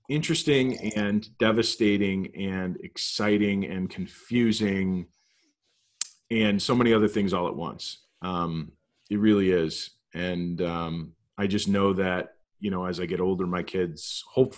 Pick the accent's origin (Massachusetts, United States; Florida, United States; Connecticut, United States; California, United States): Connecticut, United States; Southwest; moved away as an adult; now in Buffalo, United States; where I grew up in Southwest Connecticut